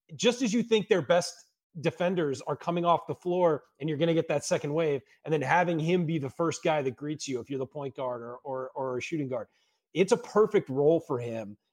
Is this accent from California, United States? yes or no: yes; Southern California, United States; growing up in Southern California